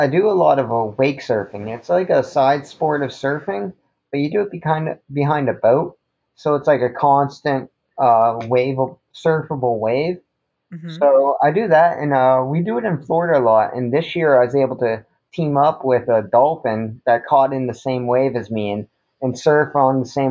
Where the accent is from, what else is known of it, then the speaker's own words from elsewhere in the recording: Goderich, Ontario, Canada; moved away as an adult; also born or lived in Kitchener-Waterloo, Ontario; now in Chesapeake, United States; I was born in a town called Kitchener-Waterloo, but I grew up in a small little town called Goderich.